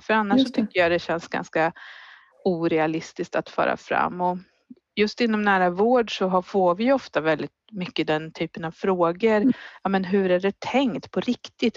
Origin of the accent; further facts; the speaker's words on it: Finspång, Östergötland, Sweden; Jag är född på BB där